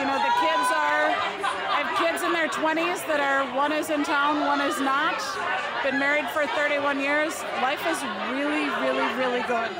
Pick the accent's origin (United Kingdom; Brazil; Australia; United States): United States; Milwaukee, Wisconsin; I grew up in Milwaukee.